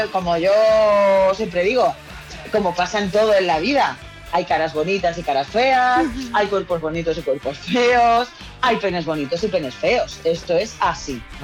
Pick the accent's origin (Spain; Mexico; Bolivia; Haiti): Spain; San Fernando, Andalusia; yo soy de San Fernando, ¿eh? San Fernando, Cádiz